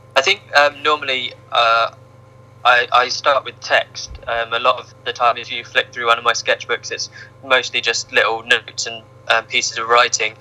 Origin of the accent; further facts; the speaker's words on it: Ipswich, East of England, United Kingdom; moved away as an adult; now in Norwich, United Kingdom; I grew up in Ipswich